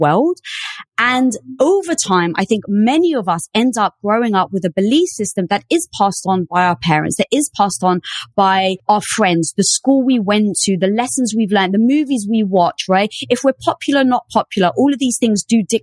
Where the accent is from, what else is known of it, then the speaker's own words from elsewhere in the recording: London, United Kingdom; moved away; I was brought up in the metropolis of London